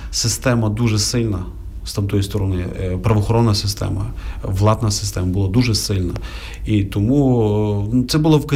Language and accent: Ukrainian; Lviv, Lviv Oblast, Ukraine; Ти привіз людей, я привіз людей. Давай будемо організовувати. бо Ти зі Львова, я зі Львова.